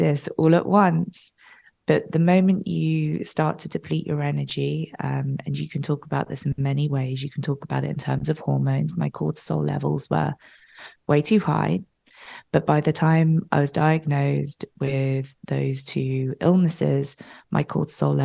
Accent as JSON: {"language": "English", "country": "United Kingdom", "moved": "yes", "lives_now": "Los Angeles, United States", "said": "I live in LA. I'm obviously British. So my dad was back in London"}